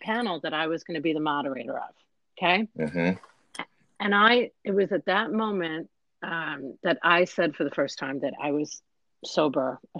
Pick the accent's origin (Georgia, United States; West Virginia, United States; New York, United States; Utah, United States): New York, United States; I'm from New York